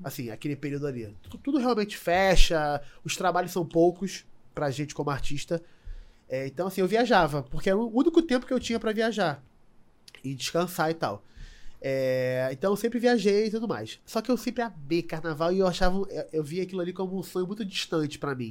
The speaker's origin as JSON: {"language": "Portuguese", "region": "Rio de Janeiro", "country": "Brazil", "tie": "born or raised there", "said": "eu sou nascido e criado em Madureira"}